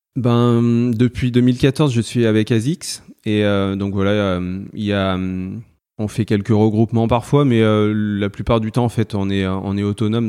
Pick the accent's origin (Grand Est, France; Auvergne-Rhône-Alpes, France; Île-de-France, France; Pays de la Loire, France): Auvergne-Rhône-Alpes, France; Valence; je suis né à Valence dans la Drôme et euh, bah, j'habite dans la Drôme, je suis toujours, euh, toujours resté dans la Drôme